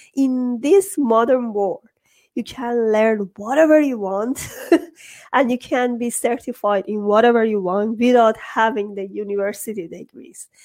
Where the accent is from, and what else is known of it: Iran